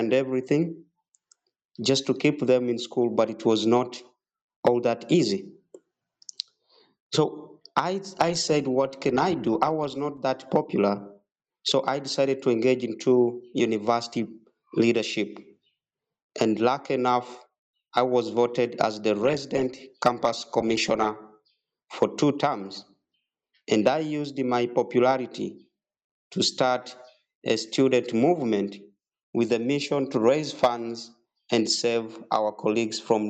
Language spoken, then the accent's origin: English; Pallisa, Eastern Region, Uganda; I was born and raised in Uganda in a district called Palisa from a very humble family